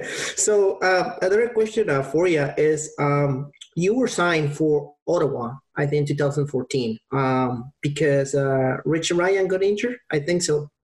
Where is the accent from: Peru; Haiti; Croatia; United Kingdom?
Peru; I'm from Peru